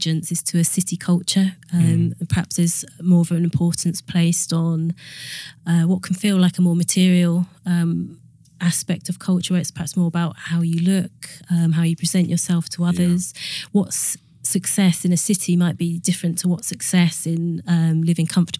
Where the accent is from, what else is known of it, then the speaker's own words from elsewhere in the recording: Suffolk, East Anglia, East of England, United Kingdom; moved away as an adult; also born or lived in Manchester; I grew up in Suffolk, in East Anglia, near Thetford Forest